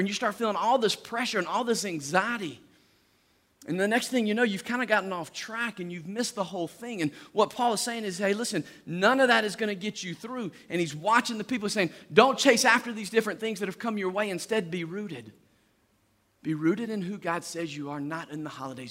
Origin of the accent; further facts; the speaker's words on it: Deep South, United States; we do this in the deep south